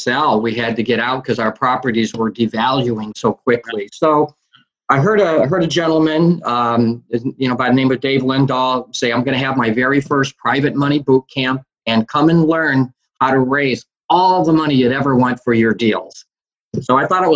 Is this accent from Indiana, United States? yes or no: yes; Indiana, United States; I'm from Indiana.